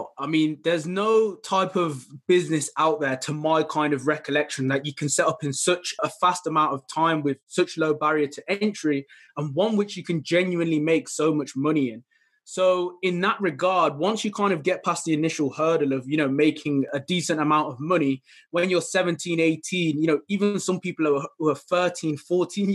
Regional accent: Midlands, United Kingdom; I'm from the United Kingdom, specifically around the Midlands area

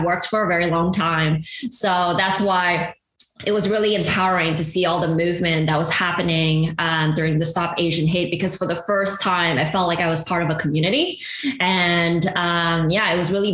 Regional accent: Montreal, Quebec, Canada; moved away as an adult; also born or lived in Malaysia / Hong Kong / Bay Area; now in United States; growing up in Montreal

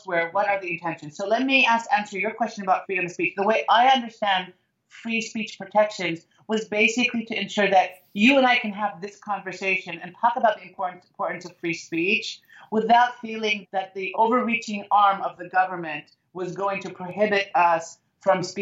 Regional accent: United States; I love being an American

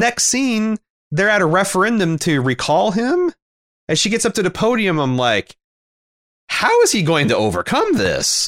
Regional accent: Mooresville, Indiana, United States; when I was growing up in Mooresville

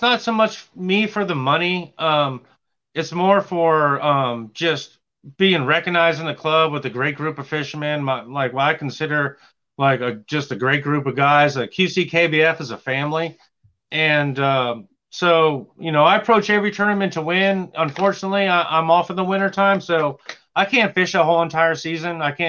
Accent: Franklin, North Carolina, United States; I'm from Franklin, North Carolina.

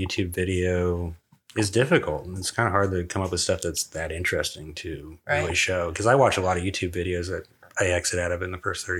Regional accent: Kansas City, Missouri, United States; I've lived in Kansas City my entire life.

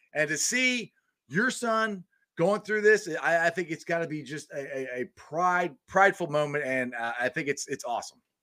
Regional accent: Cincinnati, Ohio, United States; also born or lived in Goldsboro, North Carolina; I was raised in Cincinnati

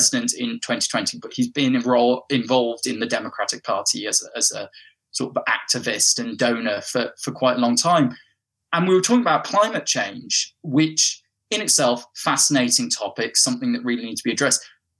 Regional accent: England, United Kingdom; I grew up in the north of England, and I went to school down in the south of England, hence how I lost my accent.

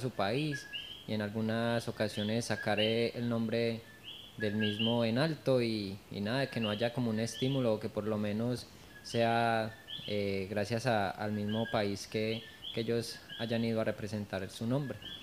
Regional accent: Colombia; de donde yo vengo, que es Colombia

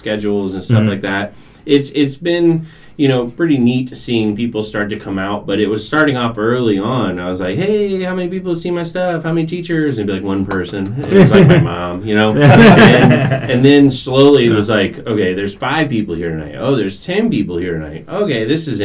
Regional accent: Melbourne, Florida, United States; I can go back to my hometown. I grew up in Melbourne

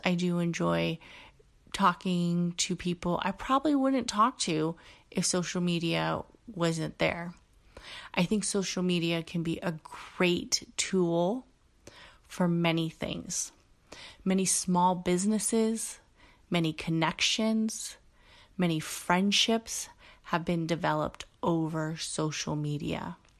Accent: Bay Area, California, United States; a kid growing up in the Bay Area, um, who had a father who was Mexican from Mexico

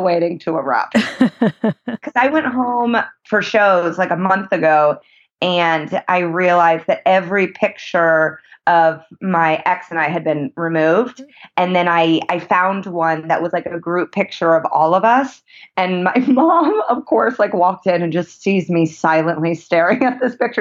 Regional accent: Indianapolis, Indiana, United States; now in Los Angeles, United States; I am originally from Indianapolis, Indiana.

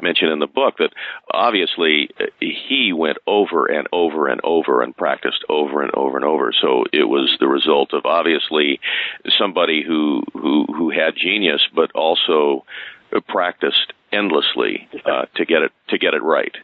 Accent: Palo Alto, California, United States; also born or lived in Berkeley; I I grew up in Berkeley in the in Palo Alto areas

